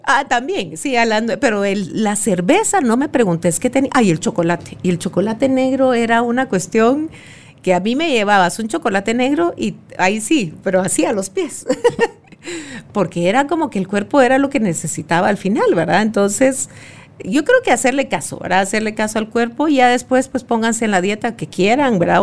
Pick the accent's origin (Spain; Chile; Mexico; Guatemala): Guatemala; como buena chapina